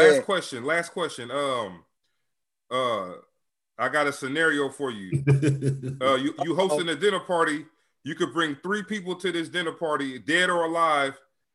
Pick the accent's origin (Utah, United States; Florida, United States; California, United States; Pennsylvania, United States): California, United States; Sacramento; moved away as an adult; now in Brooklyn, United States; I'm from California, shit. I'm from Sacramento, so I got out the military and moved out here.